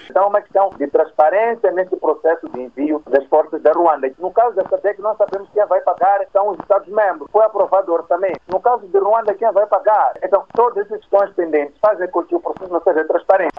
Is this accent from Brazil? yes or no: no; Mozambique; nós, como moçambicanos